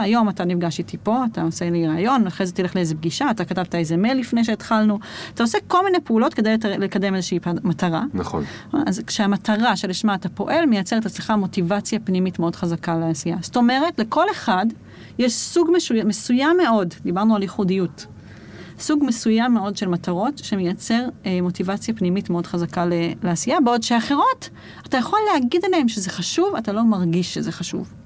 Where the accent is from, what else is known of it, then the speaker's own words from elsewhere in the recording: Jerusalem, Jerusalem District, Israel; אני ירושלמית